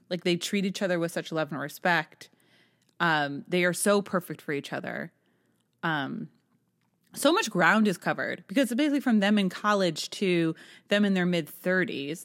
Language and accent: English; Manchester, New Hampshire, United States; born or raised there